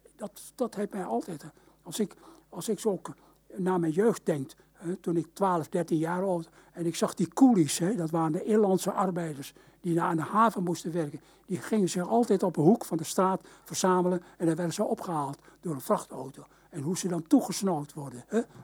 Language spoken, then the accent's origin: Dutch; Indonesia; now in Netherlands; in Indië werden we echt Nederlands opgevoed